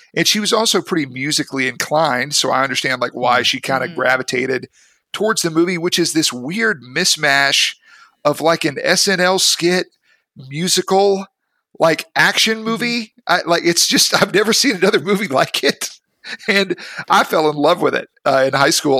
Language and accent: English; Mississippi, United States; also born or lived in Memphis, Tennessee; I grew up in Mississippi. That's my mm-hmm. home state. I was born in Memphis, Tennessee.